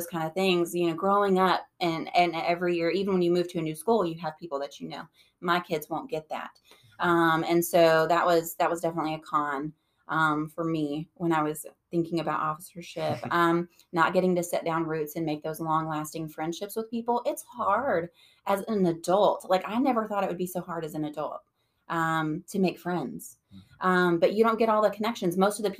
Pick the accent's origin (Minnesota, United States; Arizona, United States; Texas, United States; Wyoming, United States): Texas, United States; I grew up in Texas, but all around mm-hmm. the state of Texas.